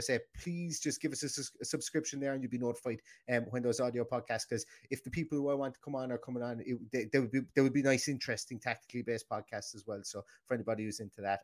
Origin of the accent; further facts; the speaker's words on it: Ireland; obviously we're Irish